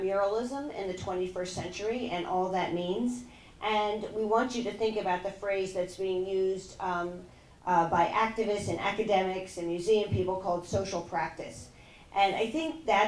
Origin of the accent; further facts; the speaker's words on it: Margate, New Jersey, United States; moved away as an adult; also born or lived in Los Angeles, California; now in Philadelphia, United States; I grew up in Margate, New Jersey